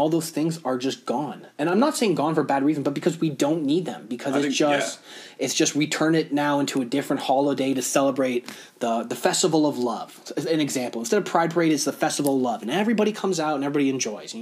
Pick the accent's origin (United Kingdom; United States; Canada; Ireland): Canada; us being Canadian